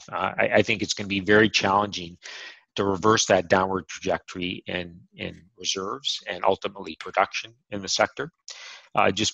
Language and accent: English; Canada; I'm Canadian